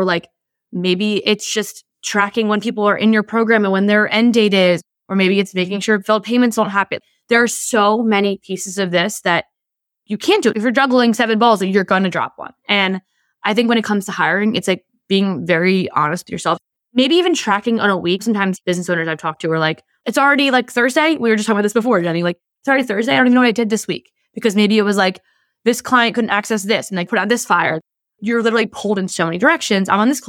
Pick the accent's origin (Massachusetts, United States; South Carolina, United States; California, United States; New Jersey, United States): New Jersey, United States; I'm from New Jersey. I'm passionate. We love to use language.